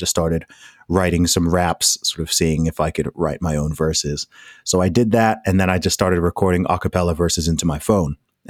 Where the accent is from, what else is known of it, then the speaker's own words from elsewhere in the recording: Saudi Arabia; also born or lived in United Kingdom; I am British born, Saudi Arabia raised, family background originally from Nigeria, was in the American school system for about 7 years of my life. So if you're hearing my voice wondering why I don't sound like a typical Englishman, then that is why.